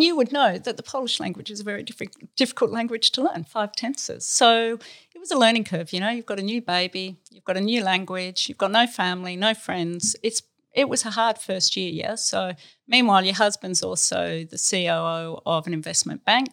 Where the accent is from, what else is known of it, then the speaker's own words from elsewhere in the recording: Australia; we're Australian and we've always been in Australia, but we're from the country. I'm a country girl